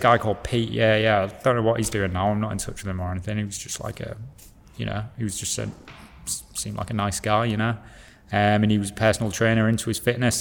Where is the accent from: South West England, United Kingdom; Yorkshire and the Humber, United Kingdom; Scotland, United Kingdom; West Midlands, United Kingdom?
Yorkshire and the Humber, United Kingdom; Hull; moved away; also born or lived in Leeds / Paris, France; I'm from Hull.